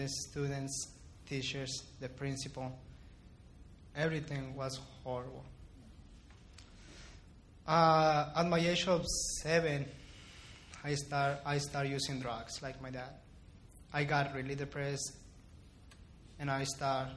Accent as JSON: {"language": "English", "town": "Ciudad Juárez", "region": "Chihuahua", "country": "Mexico", "tie": "born or raised there", "also_born_or_lived": "El Paso, Texas, United States", "said": "I was born in El Paso, but after that, my family and I moved to Juarez, and I lived there all my entire life. I grew up there"}